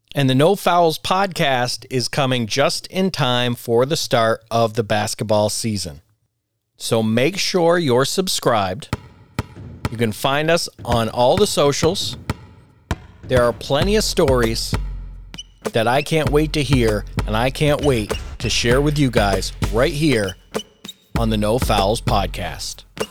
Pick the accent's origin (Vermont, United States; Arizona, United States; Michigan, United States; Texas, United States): Vermont, United States; I grew up playing basketball in Vermont